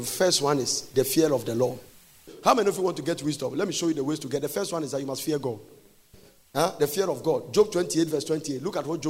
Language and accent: English; Ghana; I said, Ghana